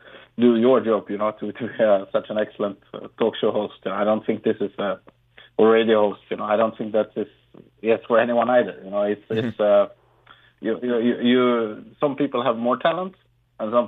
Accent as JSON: {"language": "English", "country": "Sweden", "tie": "born or raised there", "also_born_or_lived": "Colombia", "said": "I'm from Colombia, mm-hmm. so I got adopted to Sweden"}